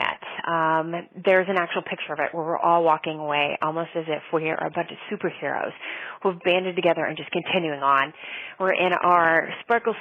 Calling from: North Hampton, New Hampshire, United States; I am calling from Northampton, New Hampshire

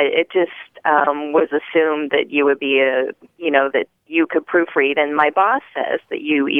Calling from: Bethesda, Maryland, United States; Bethesda, Maryland.

